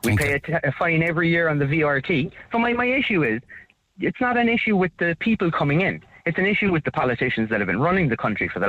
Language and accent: English; Ireland; moved away as an adult; also born or lived in Netherlands / Spain; I lived outside of Ireland for 10 years. I lived in Europe. I lived in the Netherlands for 8 years, then I went to Spain for 2 years, and then I moved back here.